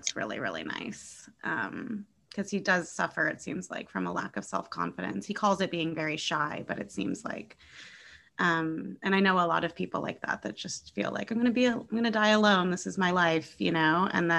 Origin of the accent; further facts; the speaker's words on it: San Francisco, California, United States; I'm from San Francisco. I grew up in the Bay Area.